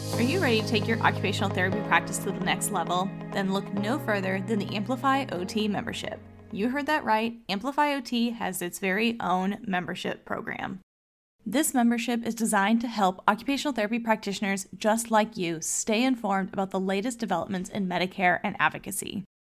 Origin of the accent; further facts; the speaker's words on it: Kansas City, Missouri, United States; also born or lived in New York / Iowa; I'm from Kansas City, Missouri. So after I graduated from Columbia, I returned home to Kansas City